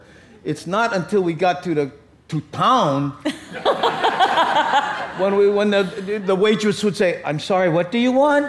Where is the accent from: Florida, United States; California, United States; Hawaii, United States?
Hawaii, United States; Waianae; when I grew up in Waianae